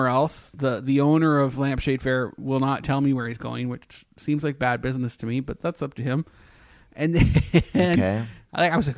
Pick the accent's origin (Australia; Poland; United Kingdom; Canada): Canada; accent: Canadian; moved away; I'm Canadian